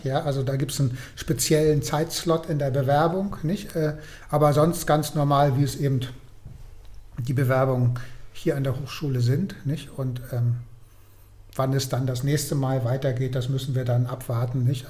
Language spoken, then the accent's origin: German; Germany; aus Deutschland